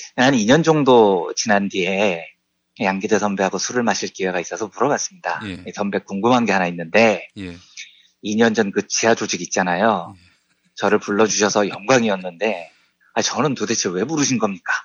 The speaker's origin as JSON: {"language": "Korean", "region": "Seoul", "country": "South Korea", "tie": "born or raised there", "also_born_or_lived": "Yeongnam", "said": "평생 자란 곳이 서울 강남구 역삼동이에요. 저는 서울 사람입니다"}